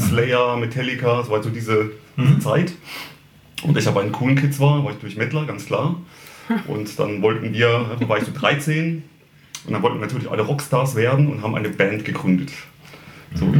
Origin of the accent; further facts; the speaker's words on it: Heidelberg area, Baden-Württemberg, Germany; ich komme aus der Heidelberger Gegend